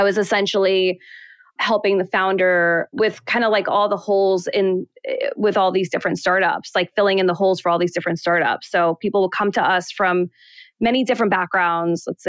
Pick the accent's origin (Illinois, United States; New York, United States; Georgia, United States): New York, United States; New York City; also born or lived in Manhattan, New York; I grew up in Queens and then I moved to the city when I was still pretty young. So like 17 years old